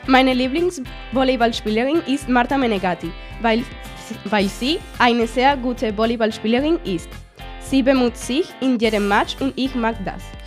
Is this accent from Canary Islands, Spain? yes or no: yes; Gran Canaria, Canary Islands, Spain; German is a second language; ich komme aus Gran Canaria